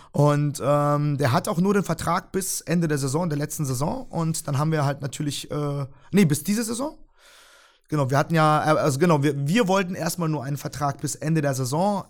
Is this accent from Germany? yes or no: yes; Freiburg, Baden-Württemberg, Germany; also born or lived in Tokmok, Kyrgyzstan; ich bin mit vier Jahren nach Deutschland gekommen, ähm, habe dann erstmal sozusagen in Freiburg äh, gelebt, äh, unten im Breisgau. Ähm, hab dann dort auch meine Schule gemacht